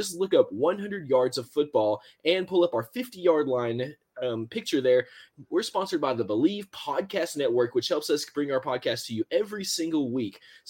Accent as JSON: {"language": "English", "region": "Tennessee", "country": "United States", "tie": "born or raised there", "said": "Tennessee, of course, I want to see you keep moving on to the NFL draft because that is definitely my hometown and like where I grew up."}